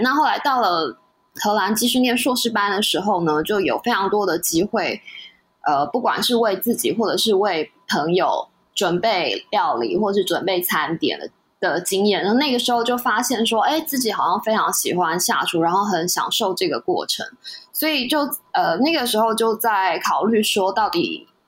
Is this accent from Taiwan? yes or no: yes; Taiwan; 我们台湾人过去习惯的西点